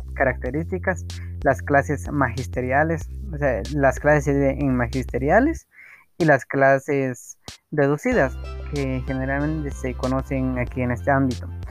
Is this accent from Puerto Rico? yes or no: no; Santiago Chimaltenango, Huehuetenango, Guatemala; Soy de Santiago Chimaltenango, del departamento de Otenango, del país de Guatemala